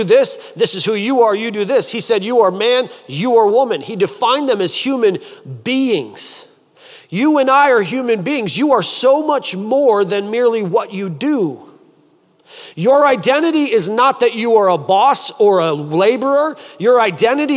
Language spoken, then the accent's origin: English; Michigan, United States; now in Columbus, United States; I'm from Michigan and I live in Columbus, and so I'm from the Midwest